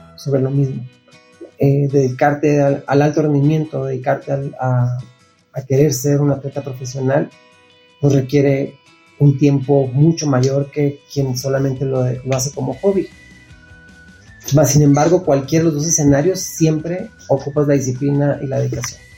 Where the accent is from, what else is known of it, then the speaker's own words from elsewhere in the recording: Nogales, Sonora, Mexico; Yo nací y crecí en Nogales, Sonora, que es frontera con Estados Unidos